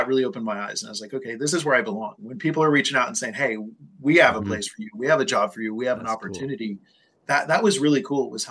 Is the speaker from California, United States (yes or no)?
yes; California, United States; also born or lived in Colorado; my home state in California